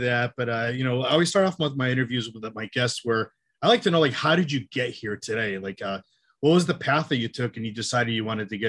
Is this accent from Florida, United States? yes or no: no; Western Massachusetts, United States; I'm from Western Mass. About an hour and 20 minutes or so away from Boston.